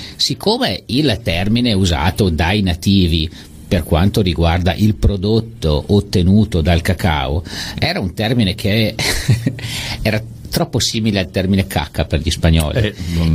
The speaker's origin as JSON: {"language": "Italian", "country": "Italy", "tie": "born or raised there", "said": "essendo nato, nato in Italia"}